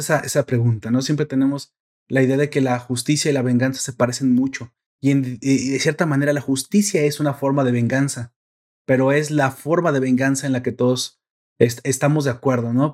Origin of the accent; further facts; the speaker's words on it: Mexico; yo soy mexicano